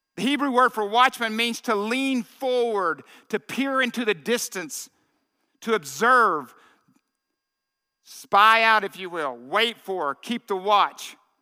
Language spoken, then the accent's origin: English; Arkansas, United States; I grew up in Arkansas in that little uh, uh, car lot my dad had